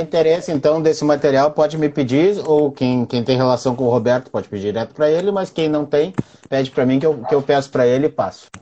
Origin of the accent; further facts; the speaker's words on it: Brazil; a gente é brasileiro